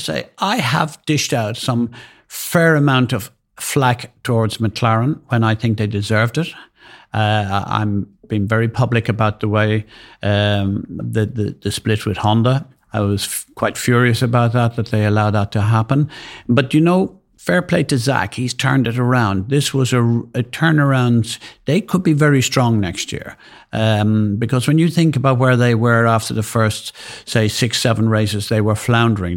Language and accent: English; Ireland; being Irish